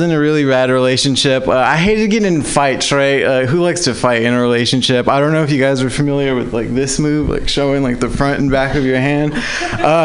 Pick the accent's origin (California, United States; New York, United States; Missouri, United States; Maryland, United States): California, United States; Southern; now in San Francisco Bay Area, United States; I'm actually from Southern California